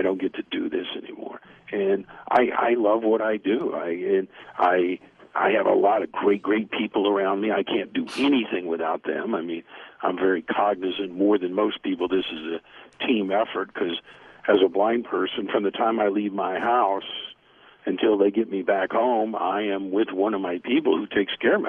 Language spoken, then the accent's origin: English; United States; I'm an American